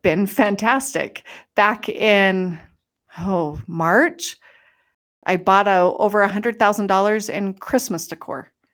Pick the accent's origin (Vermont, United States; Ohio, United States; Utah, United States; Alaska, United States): Utah, United States; moved away as an adult; I was gonna come home and live in the house that I grew up